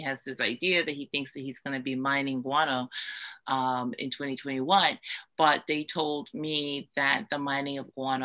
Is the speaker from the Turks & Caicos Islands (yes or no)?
yes; Turks & Caicos Islands; I am of Haitian descent, but I was born in Turks and Caicos